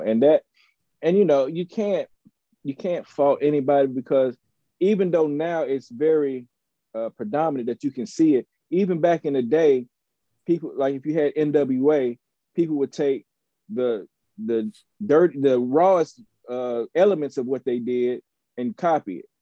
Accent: Chattanooga, Tennessee, United States; moved away; also born or lived in Nashville / Atlanta; I hail from Chattanooga, Tennessee, by way of Nashville and Atlanta

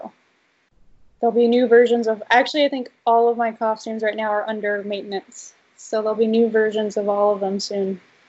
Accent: East Coast, United States; growing up on the East Coast, I'm like, I'll never see Lucasfilm.

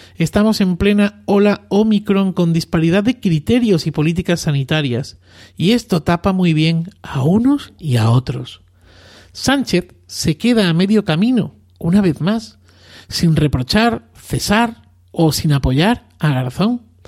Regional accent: Arroyo de la Luz, Extremadura, Spain; moved away; mi tierra natal, Extremadura, y más concretamente en mi pueblo, Arroyo de la Luz, a escasos 20 kilómetros de Cáceres

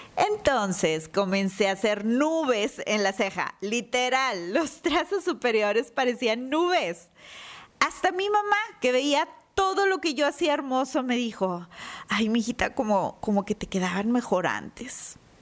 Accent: Monterrey, Nuevo León, Mexico; como buena regia

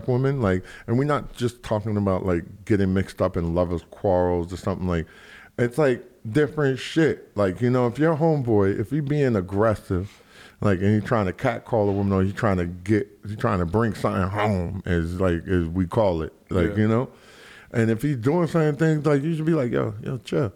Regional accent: New York City, New York, United States; I'm from Soundview

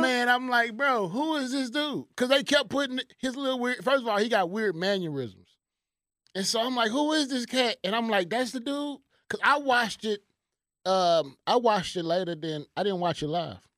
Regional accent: Houston, Texas, United States; moved away; my hometown

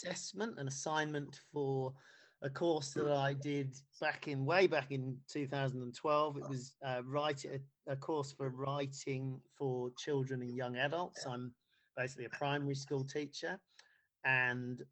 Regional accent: Bedfordshire, East of England, United Kingdom; also born or lived in Ghana / Nottingham; we moved to Bedfordshire to a small market town there. And then I did all of my schooling there

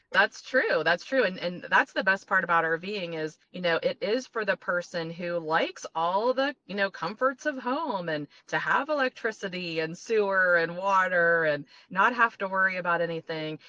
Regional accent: Ohio, United States; moved away; also born or lived in Florida; We are from Ohio and then we moved to Florida for 20 years

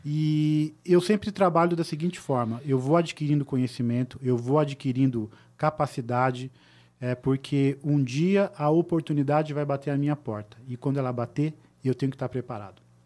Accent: Tatuí, São Paulo, Brazil; also born or lived in Sorocaba; eu vim da cidade de Sorocaba, na verdade, a minha família é de Tatuí, né, uma cidade bem pequenininha, próxima de São Paulo.

